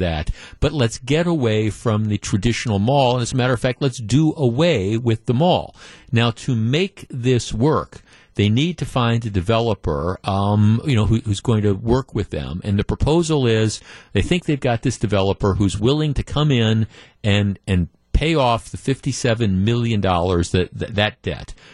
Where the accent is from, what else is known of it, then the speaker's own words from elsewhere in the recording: Glendale, Wisconsin, United States; also born or lived in Whitefish Bay; I grew up in Glendale, and I lived for 30 years in Whitefish Bay within a couple miles of it